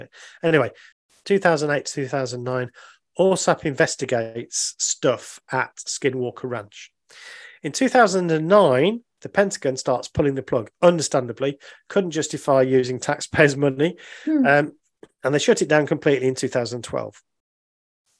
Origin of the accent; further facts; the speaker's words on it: United Kingdom; I'm a Brit